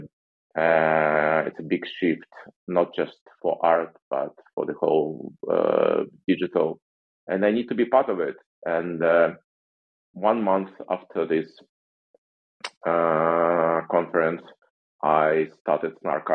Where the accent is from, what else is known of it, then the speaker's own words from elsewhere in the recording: Russia; moved away as an adult; now in United States; I'm originally from Russia